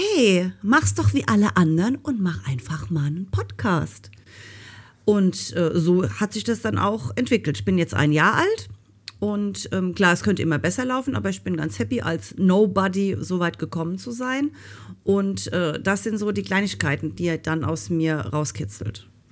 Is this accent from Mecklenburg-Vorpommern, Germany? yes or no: no; Rhineland-Palatinate, Germany; ich komme ja aus Rheinland-Pfalz. Und ähm, eigentlich hört man das auch und ich versuche immer, mich zu bemühen, einigermaßen Hochdeutsch zu reden